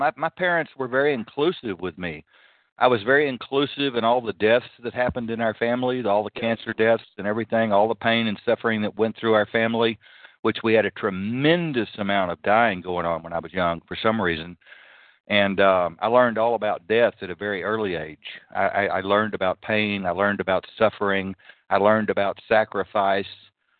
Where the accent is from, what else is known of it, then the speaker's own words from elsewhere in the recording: Canada; now in United States; I'll just stick with the U.S. because I'm here most of the time. Sometimes I'm Canada, but I'm from Canada back here.